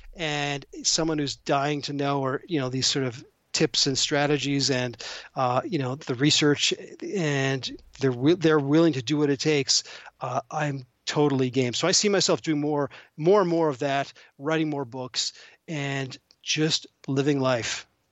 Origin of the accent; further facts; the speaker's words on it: Toronto, Ontario, Canada; moved away; I'm actually originally from Toronto